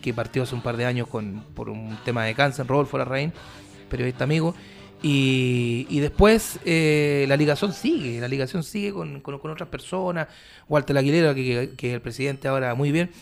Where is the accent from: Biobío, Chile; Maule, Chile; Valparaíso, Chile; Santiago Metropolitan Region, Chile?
Maule, Chile; Curicó; moved away as an adult; also born or lived in Calama; yo me fui a los 18 años de Curicó pero yo fui seleccionado de fútbol de Curicó, seleccionado interescolar